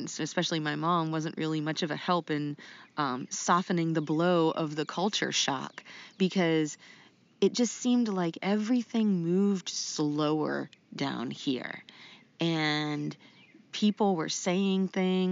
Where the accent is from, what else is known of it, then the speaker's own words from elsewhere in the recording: Rust Belt, United States; now in North Carolina, United States; I'm from like the Rust Belt